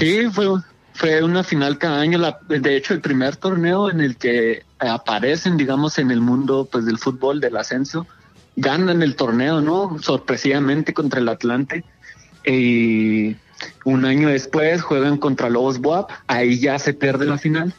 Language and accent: Spanish; Ciudad Juárez, Chihuahua, Mexico; somos de Ciudad Juárez